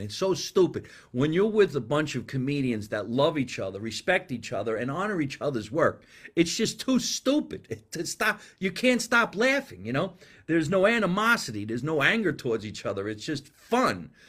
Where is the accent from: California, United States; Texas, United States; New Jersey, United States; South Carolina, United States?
New Jersey, United States; Scotch Plains; accent: New Jersey; moved away; My accent's from New Jersey. I was born and raised there.